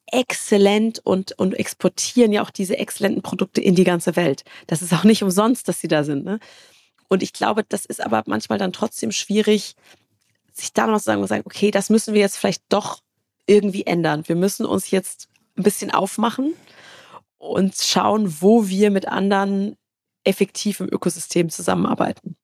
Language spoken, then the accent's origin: German; Karlsruhe, Baden-Württemberg, Germany; Also ich komme aus Karlsruhe, da gibt's, äh, ne, das ist so Baden-Württemberg